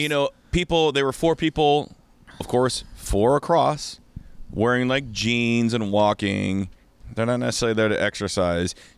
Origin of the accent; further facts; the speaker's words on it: Kirkland, Washington, United States; I'm from Kirkland